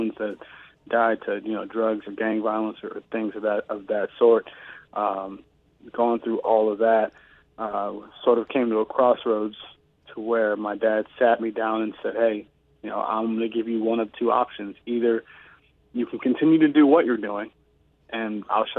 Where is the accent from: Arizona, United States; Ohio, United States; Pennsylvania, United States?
Ohio, United States; Cleveland; moved away; being on the streets at east side of Cleveland, Ohio